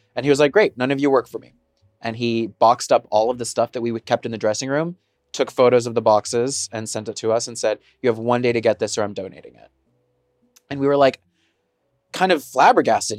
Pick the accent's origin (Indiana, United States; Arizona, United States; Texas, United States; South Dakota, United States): Texas, United States; now in Seattle, United States; growing up in Texas